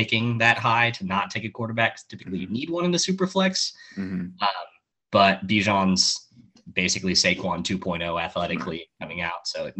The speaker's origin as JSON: {"language": "English", "town": "Youngstown", "region": "Ohio", "country": "United States", "said": "I'm from Youngstown, Ohio."}